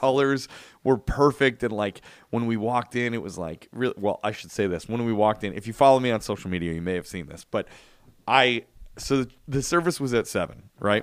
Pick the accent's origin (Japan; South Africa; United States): United States; Chicago, Illinois; When I grew up in Chicago, the church that I went